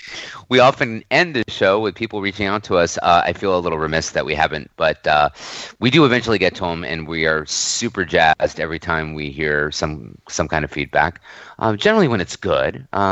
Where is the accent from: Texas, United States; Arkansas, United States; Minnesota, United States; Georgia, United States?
Texas, United States; Houston; moved away; also born or lived in Springfield, Massachusetts; I'm from Houston. I grew up in Houston.